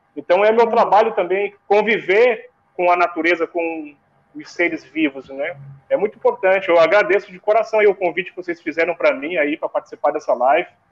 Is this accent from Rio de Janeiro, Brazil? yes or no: no; Rio Grande do Sul, Brazil; moved away; Eu, quando eu saía da escola, eu morava, eu sou gaúcho, né? Eu morava no Rio Grande do Sul